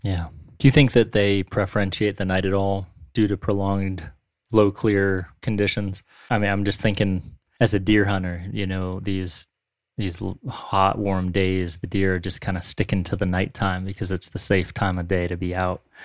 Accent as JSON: {"language": "English", "town": "Warren", "region": "Pennsylvania", "country": "United States", "tie": "born or raised there", "said": "I grew up fishing up on the Allegheny River in Warren, P"}